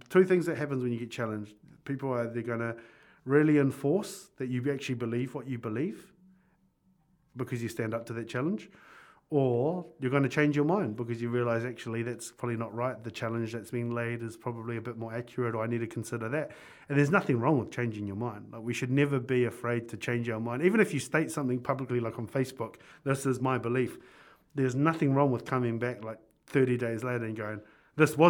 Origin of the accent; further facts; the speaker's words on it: New Plymouth, Taranaki, New Zealand; first language English; I went to a full immersion kura kaupapa over in Spotswood there